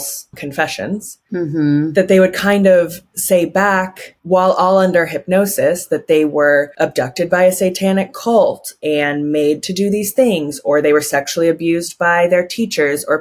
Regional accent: Reno, Nevada, United States; when I was growing up in Reno.

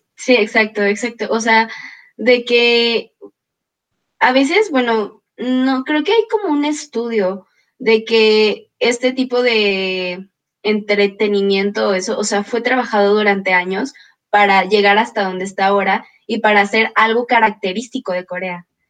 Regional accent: Mexico; uno se siente orgulloso como mexicano

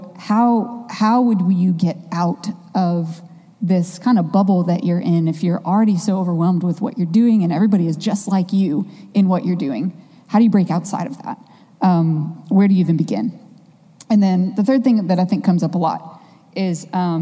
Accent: Midwest, United States; now in Chapel Hill, United States; I grew up in the Midwest

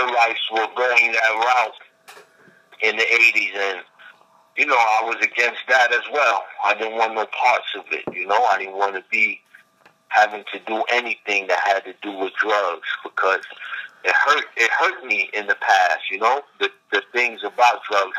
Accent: New York City, New York, United States; growing up in East New York, Brooklyn, and Far Rockaway

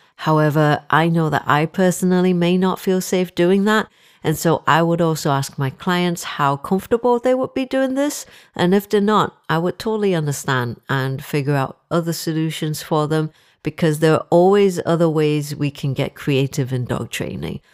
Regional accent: Singapore; moved away as an adult; now in Liverpool, United Kingdom; I am originally from Singapore. I'm Singaporean Chinese

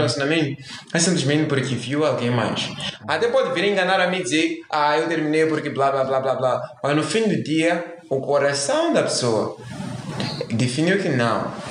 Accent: Mozambique; nós somos moçambicanos, para quem não sabe, Moçambique, somos africanos

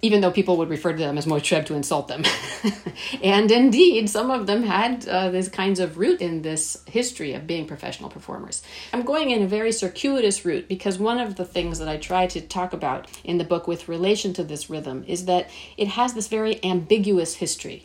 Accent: Shiraz, Fars, Iran; When I was born in Shiraz in 1975, my mother was teaching in the music department at what was then Pahlavi University

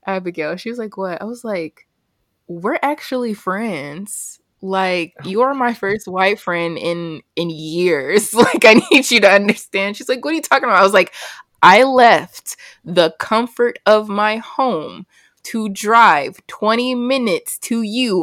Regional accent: New Jersey, United States; moved away as an adult; now in North Carolina, United States; where we grew up in Jersey

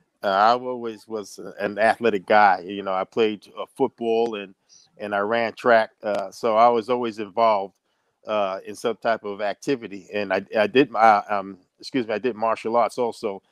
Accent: New York City, New York, United States; I grew up in Brooklyn, New York.

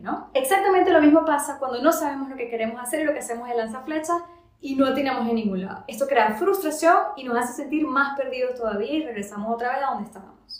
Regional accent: Venezuela; moved away as an adult; also born or lived in Paris, France; now in France; yo siempre quise regresar a Venezuela

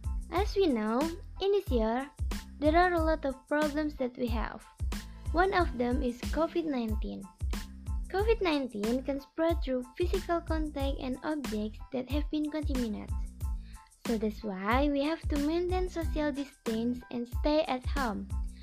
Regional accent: Pekanbaru, Riau, Indonesia; I was born in Pekanbaru.

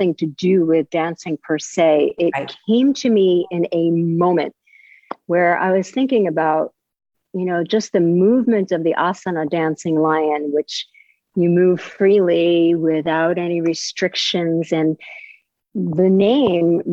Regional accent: New York, United States; now in Delray Beach, United States; I grew up in New York

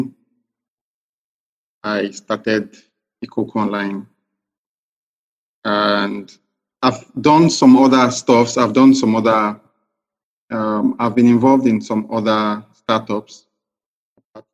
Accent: Port Harcourt, Rivers State, Nigeria; also born or lived in Dubai; I'm from River State. I'm from Kana LGA, Ogoni. I schooled in Port Harcourt, did my secondary school year

